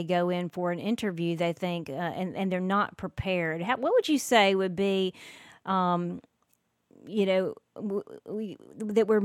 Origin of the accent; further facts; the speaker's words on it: the South, United States; growing up in the South